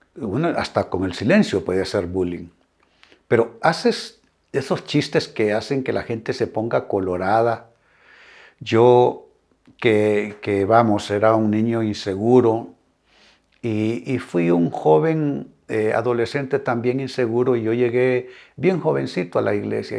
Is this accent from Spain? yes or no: no; Honduras; Honduras, mi país